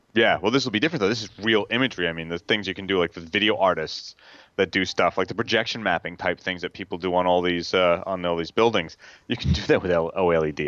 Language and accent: English; the Hamptons, New York, United States; I grew up in the Hamptons